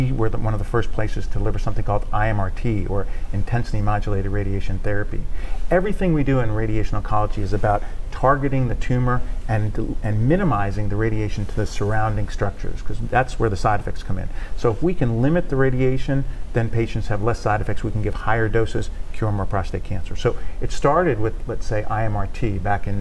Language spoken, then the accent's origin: English; Northeast, United States; moved away as an adult; now in Shreveport, United States; I'm not originally from Shreveport. I'm from the Northeast.